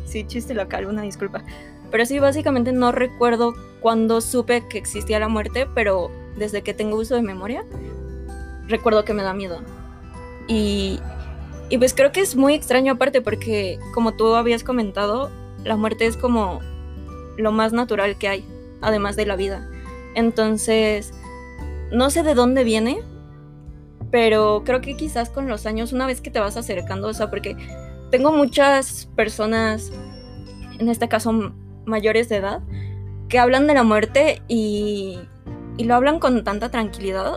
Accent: Mexico; nosotros como mexicanos

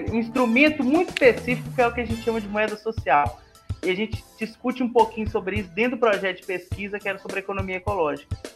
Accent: Ribeirão das Neves, Minas Gerais, Brazil; now in Montes Claros, Brazil; Eu sou de Ribeirão das Neves mesmo, ali onde está nosso querido instituto. Mas eu acabei tendo que mudar para Montes Claros recentemente para estar fazendo mestrado aqui na, na Unimontes.

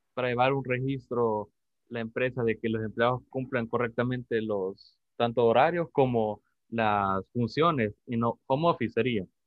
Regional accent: El Salvador

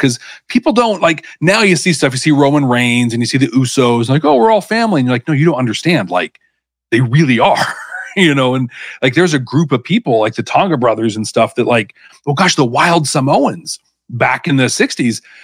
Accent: the Northwest, Pacific Northwest, United States; I grew up here in the Northwest

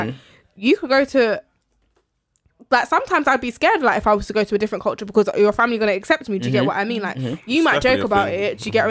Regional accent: United Kingdom; we're black British

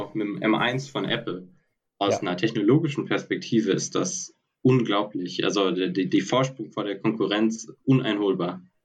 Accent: Heidelberg, Baden-Württemberg, Germany; moved away as an adult; now in Stuttgart, Germany; ich bin ursprünglich aus Heidelberg

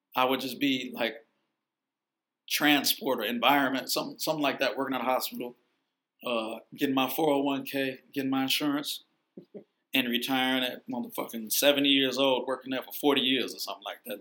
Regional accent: Chicago, Illinois, United States; also born or lived in Vancouver; I grew up on the south side. Had kids when I was on the west side, and uh, but I was born in Vancouver, and I moved to Chicago in two, like uh, uh when I was like two years old.

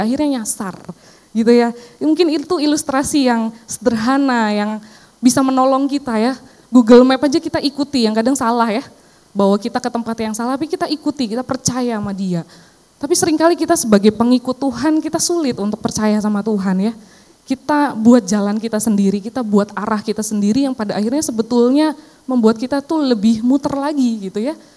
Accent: Cilacap, Central Java, Indonesia; now in Jakarta, Indonesia; saya pulang ke kampung saya ya di Cilacap

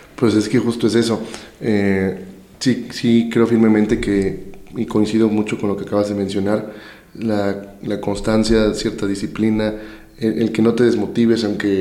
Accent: Veracruz, Mexico; ¿y esto quién lo está llevando a cabo allá en mi estado, no?

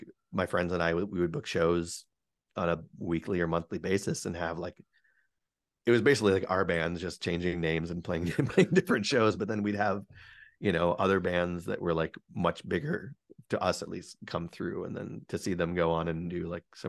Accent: Geneva, Illinois, United States; now in Chicago, United States; or you're from Geneva, which is where I grew, yeah, up

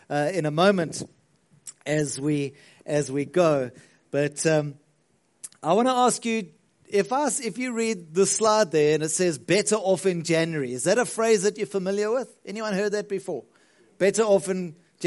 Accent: Margate, KwaZulu-Natal, South Africa; now in Pretoria, South Africa; We come from Margate. I remember even on the school bus, we used to catch the bus home, took forever

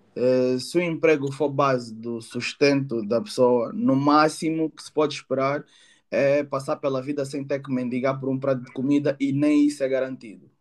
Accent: Angola; now in United Kingdom; sou angolano, moro atualmente no Reino Unido

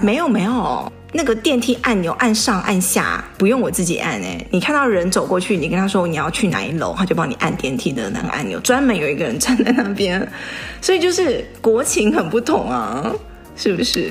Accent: Taiwan; now in United States; 以前在台湾都是有别人帮我们加油

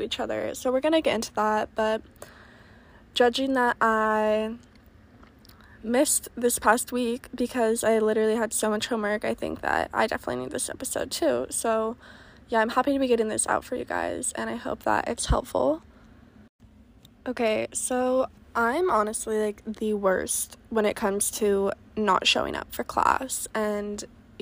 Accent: Oregon, United States; moved away as an adult; I'm originally from Oregon

